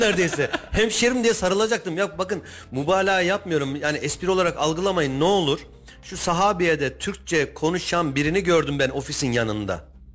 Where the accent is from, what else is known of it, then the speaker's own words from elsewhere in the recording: Argıncık, Kayseri Province, Turkey; E ben Argıncıklıyım. Argıncık tarafını biliyorum.